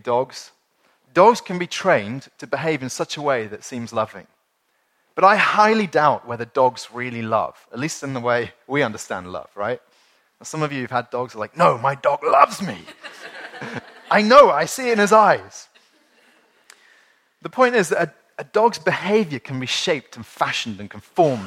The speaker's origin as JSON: {"language": "English", "country": "United Kingdom", "said": "as British people"}